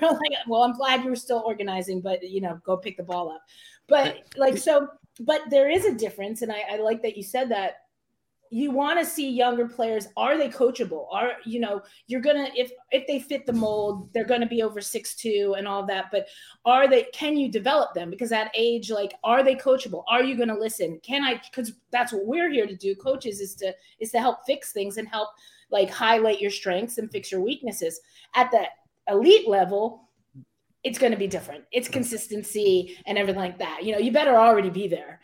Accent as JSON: {"language": "English", "country": "United States", "tie": "born or raised there", "said": "I grew up in Mercer County"}